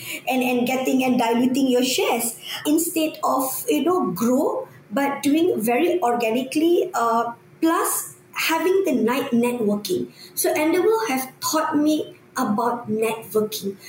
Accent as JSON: {"language": "English", "country": "Malaysia", "said": "us Malaysian"}